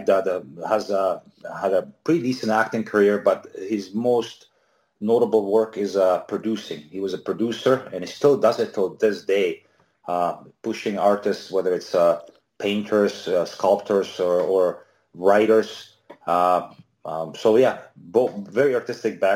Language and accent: English; Nitra, Nitra Region, Slovakia; moved away as an adult; also born or lived in Bratislava, Slovakia; now in Canada; I was born in Nitra, which is about 80 kilometers, would be about 50 miles from Bratislava. My mom was a leading lady in a theater in Nitra, and we lived there till I was about probably 11 or 11.